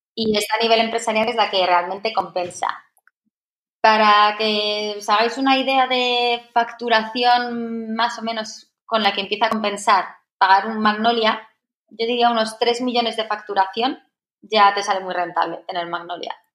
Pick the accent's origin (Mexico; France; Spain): Spain; Madrid, Community of Madrid; also born or lived in Valencia; yo soy de Madrid, nací aquí.